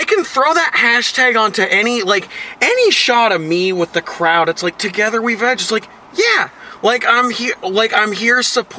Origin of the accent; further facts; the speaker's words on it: Puyallup, Washington, United States; Yeah, I'm from Puyallup.